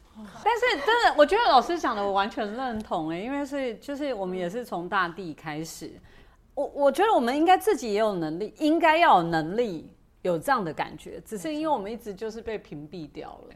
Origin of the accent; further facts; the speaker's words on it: Keelung, Taiwan; 我是基隆人嘛